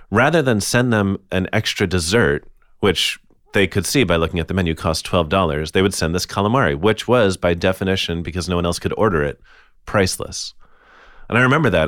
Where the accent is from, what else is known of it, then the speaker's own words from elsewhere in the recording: United States; I'm an American who has family from Italy